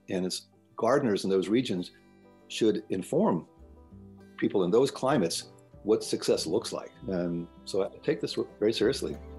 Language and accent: English; Tidewater, Virginia, United States; moved away as an adult; I grew up in Tidewater, Virginia, and it's I uh, quite honestly couldn't wait to leave there uh, as a young man.